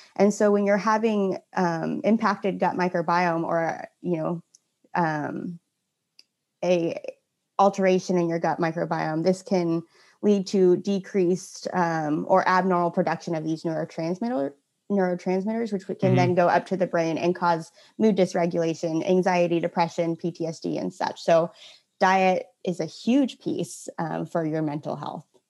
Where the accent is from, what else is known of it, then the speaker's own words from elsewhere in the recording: Santa Cruz, California, United States; now in Portland, United States; I'm originally from Santa Cruz, California, total beach bum at heart